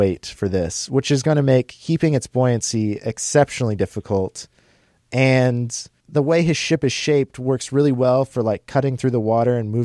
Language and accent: English; Mankato, Minnesota, United States; We're from Mankato.